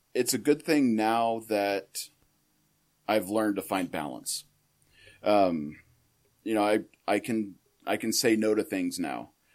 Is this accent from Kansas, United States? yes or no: yes; Little River, Kansas, United States; I was born in Rice County, central Kansas. Um, born and raised in Little River, little town of about 500 people.